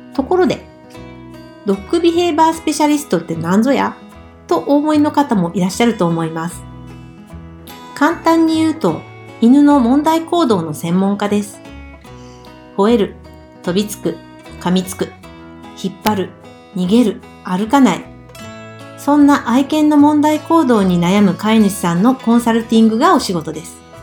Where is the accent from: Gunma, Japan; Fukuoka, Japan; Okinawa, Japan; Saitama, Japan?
Fukuoka, Japan; 福岡県出身です。